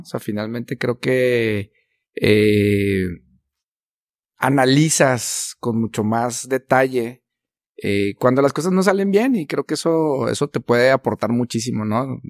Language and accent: Spanish; Chihuahua, Mexico; como norteños, como chihuahuenses